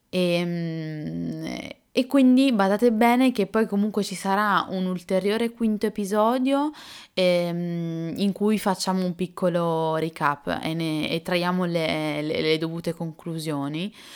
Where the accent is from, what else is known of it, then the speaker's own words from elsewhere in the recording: Italy; accent: Italian; l'accento italiano